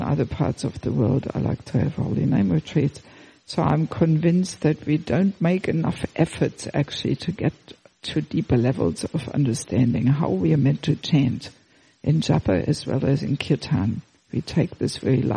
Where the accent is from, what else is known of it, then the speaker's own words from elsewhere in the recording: Germany; moved away; also born or lived in Australia; I'm originally from Germany, but I left Germany already in 1984.